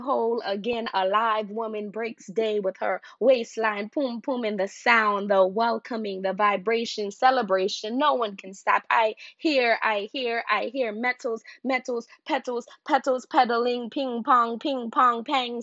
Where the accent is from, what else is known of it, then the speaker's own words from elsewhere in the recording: New York City, New York, United States; also born or lived in Guyana; now in New Orleans, United States; I am a Guyanese-born poet. I grew up in New York City and now live in New Orleans